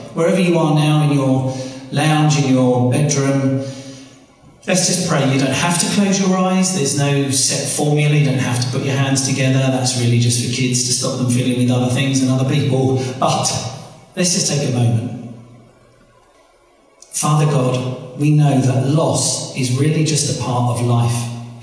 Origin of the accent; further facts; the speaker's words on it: United Kingdom; I'm British, it says British on my passport.